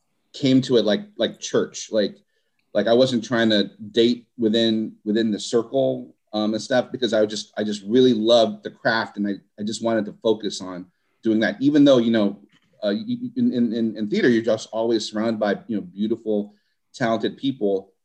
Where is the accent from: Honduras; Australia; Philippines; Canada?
Philippines; I'm Filipino, sorry.